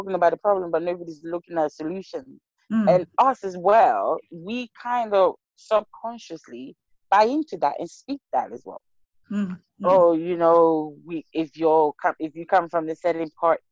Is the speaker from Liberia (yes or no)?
yes; Liberia; now in United Kingdom; I'm from Liberia.